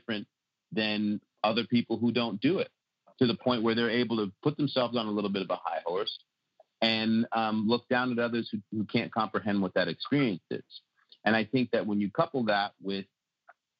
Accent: North County, California, United States; also born or lived in North Shore; we grew up together in North County

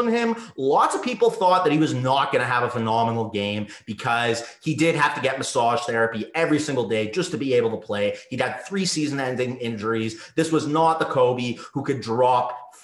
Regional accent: Winnipeg, Manitoba, Canada; moved away as an adult; now in Los Angeles, United States; I flew from my hometown of Winnipeg, Manitoba, Canada

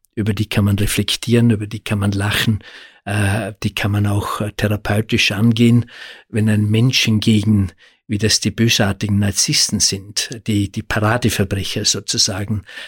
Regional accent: Austria; bei uns in Österreich

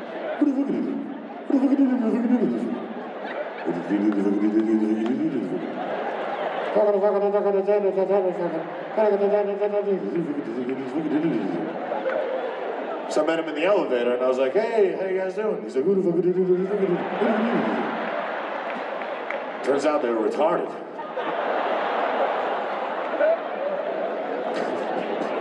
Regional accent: New York, United States; now in California, United States; I'm from New York. I live in California, only 4 hours away

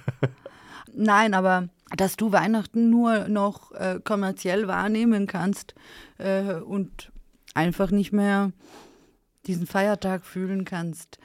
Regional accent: Serbia; moved away; Sag ich, aus Serbien.

